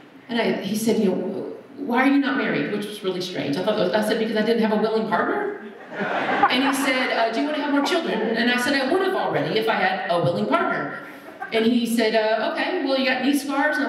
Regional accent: Wichita Falls, Texas, United States; also born or lived in Arlington, Texas; I grew up in Wichita Falls

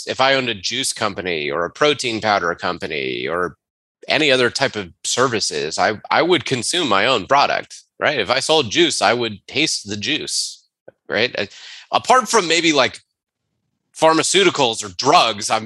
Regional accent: Charlotte, North Carolina, United States; moved away as an adult; also born or lived in Atlanta, Georgia; We are from Charlotte, North Carolina. Our family is 4 hours away.

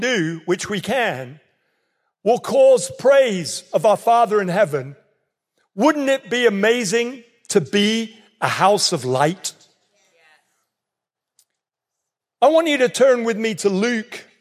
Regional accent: England, United Kingdom; accent: English; now in North Carolina, United States; I might sound English

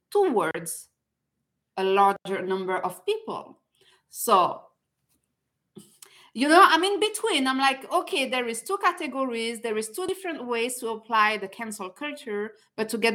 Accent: France; now in Canada; I'm originally from France

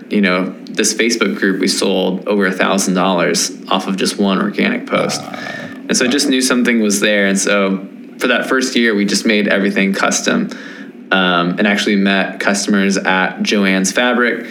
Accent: Nashville, Tennessee, United States; I am from Nashville, Tennessee.

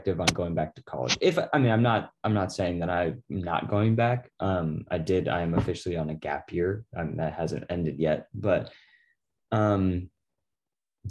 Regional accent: Laguna Beach, California, United States; also born or lived in Newport; That's my hometown at the top of the world where I grew up

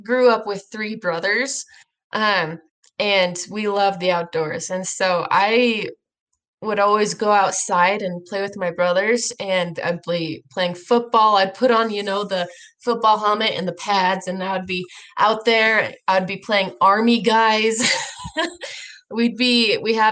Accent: Idaho, United States; I'm from Idaho

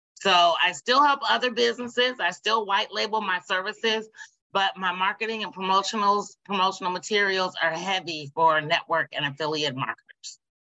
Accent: Indianapolis, Indiana, United States; moved away as an adult; now in Dayton, United States; I am from Indianapolis, Indiana

